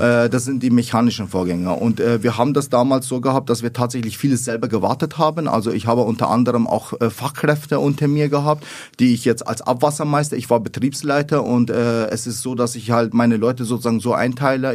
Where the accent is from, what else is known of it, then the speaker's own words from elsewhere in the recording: Lower Bavaria, Germany; accent: Bavarian; also born or lived in Iraq; ich bin in Niederbayern aufgewachsen, also Frei und Grafenau, äh, das ist meine Heimat